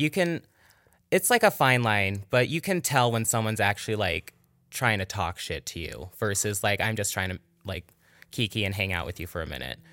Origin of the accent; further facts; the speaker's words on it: Virginia City, Nevada, United States; also born or lived in Carson City, Nevada; now in Reno, United States; Originally, I grew up in Virginia City